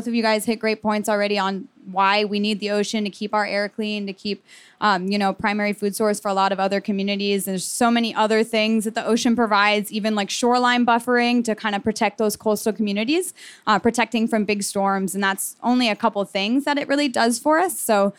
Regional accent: Miami, Florida, United States; So I'm from Miami, Florida originally, and I was really lucky to grow up around the water.

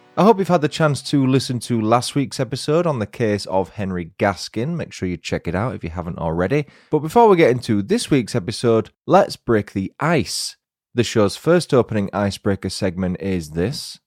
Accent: England, United Kingdom; I am English

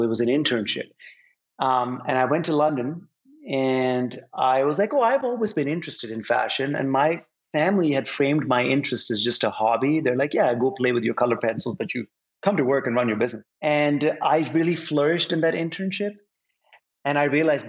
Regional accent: Pakistan; now in New York, United States; I am originally from Pakistan

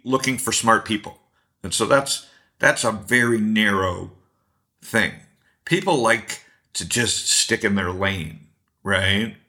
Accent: Toronto, Ontario, Canada; I grew up in Toronto and I did stand-up comedy as a kid

